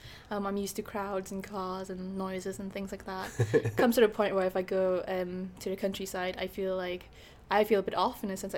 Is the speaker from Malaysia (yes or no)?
yes; Malaysia; moved away; The thing about Malaysia is that we pride ourselves in being multicultural. So we have like, I'm ethnically Malaysian, but I've got a lot of Chinese Malaysians and Indian Malaysians.